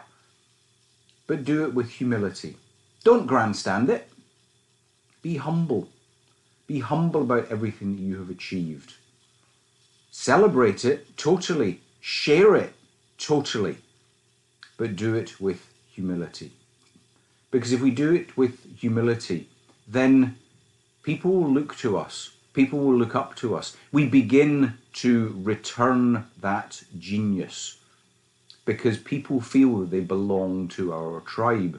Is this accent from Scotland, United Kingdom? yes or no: yes; Scotland, United Kingdom; you can tell that I was brought up in Scotland when I was a wee boy, and I was a wee boy. The accent comes through loud and clear